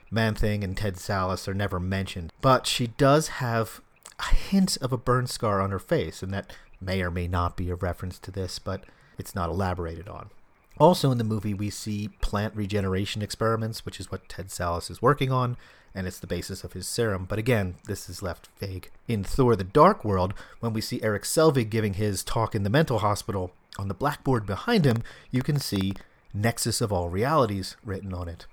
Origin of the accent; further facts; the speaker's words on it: Philadelphia, Pennsylvania, United States; I grew up in Philadelphia